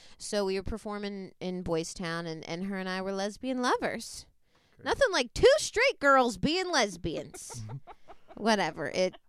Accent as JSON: {"language": "English", "town": "Annapolis", "region": "Maryland", "country": "United States", "moved": "as an adult", "lives_now": "Los Angeles, United States", "said": "I'm from Annapolis, Maryland, and then I, like, you know, went to school there, went to University of Maryland."}